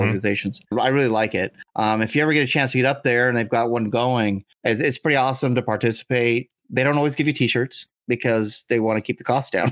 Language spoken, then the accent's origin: English; Southern California, United States; the southern parts of California are known for the lunatics